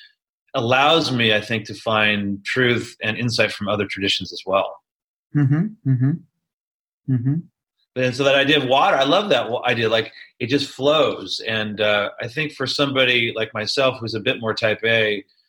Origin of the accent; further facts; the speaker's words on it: Silicon Valley, Mid-Peninsula, California, United States; also born or lived in New York City, United States; now in Chico, United States; I grew up in the Silicon Valley, you know, in the Mid-Peninsula